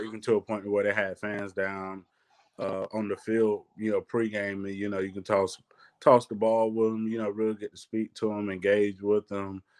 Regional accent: Athens, Georgia, United States; growing up in Athens

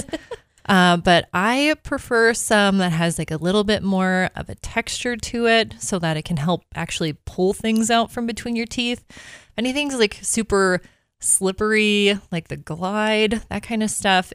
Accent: Minnesota, United States; moved away; I am from Minnesota.

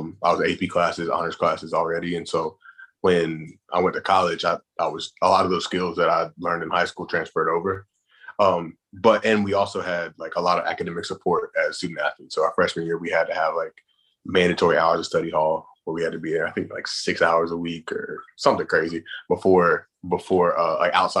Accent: the Carolinas, United States; I grew up in the Carolinas

